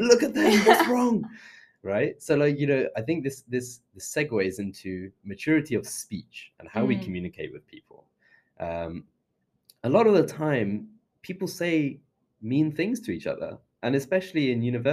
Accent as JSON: {"language": "English", "region": "London", "country": "United Kingdom", "tie": "born or raised there", "also_born_or_lived": "Leicester", "said": "I moved here when I was 4, so I'm a Londoner"}